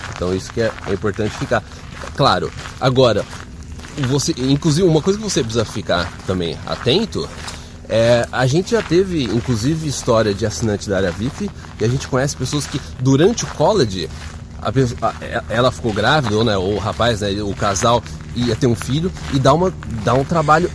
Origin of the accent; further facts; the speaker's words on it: Brazil; now in Canada; a gente é brasileiro